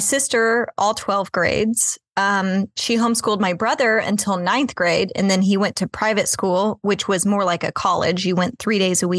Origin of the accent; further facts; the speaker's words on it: Kansas City, United States; I grew up, I was born and raised in Kansas City